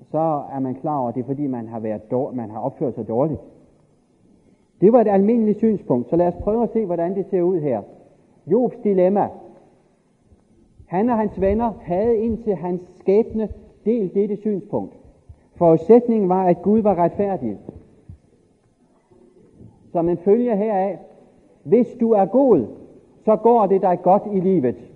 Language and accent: Danish; Denmark; born there; I virkeligheden er det jo fantastisk uretfærdigt, at jeg er født i Danmark efter 2. verdenskrig.